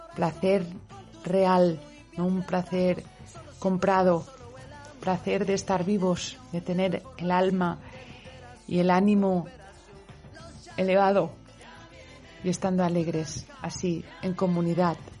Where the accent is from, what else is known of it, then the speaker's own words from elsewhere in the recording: Valencian speaker, Valencian Community, Spain; Yo soy valenciano parlante, lo sabéis pero también soy castellano parlante